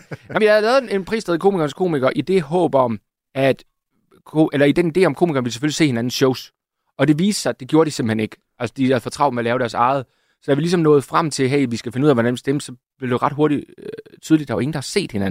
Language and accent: Danish; Jutland, Denmark; Og der er ikke noget værre, end at komme som jyde til København og få rettet alle dine ord.